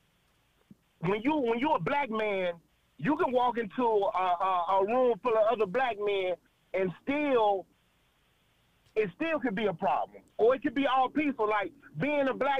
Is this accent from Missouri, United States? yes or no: no; northern Mississippi, United States; I'm from Mississippi